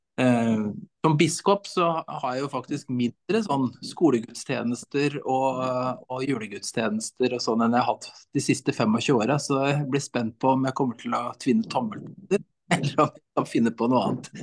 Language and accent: Norwegian; Brumunddal, Innlandet, Norway; also born or lived in Vestfold; Jeg vokste opp i Brumunddal